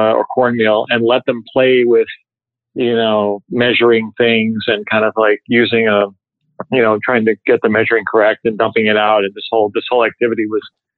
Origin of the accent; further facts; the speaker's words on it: Seven Hills, Ohio, United States; now in New York, United States; I grew up in South Cleveland, a little area right on the border called Seven Hills, Ohio